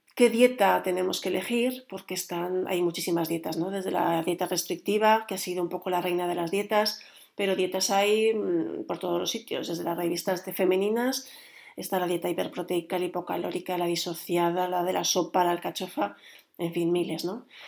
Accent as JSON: {"language": "Spanish", "country": "Spain", "said": "los que somos eh, españoles"}